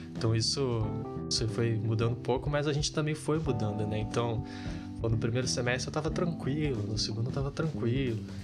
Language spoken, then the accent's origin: Portuguese; Rio de Janeiro, Brazil; moved away as an adult; now in Santa Maria, Brazil; Eu sou daqui do Rio de Janeiro